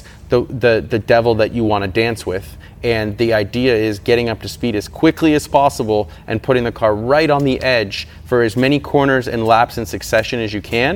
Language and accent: English; United States; as an American